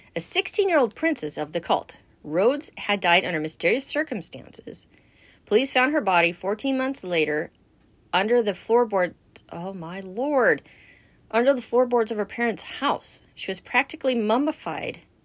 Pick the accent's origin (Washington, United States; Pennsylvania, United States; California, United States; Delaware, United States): California, United States; Los Angeles; we were growing up in the San Fernando Valley in Chatsworth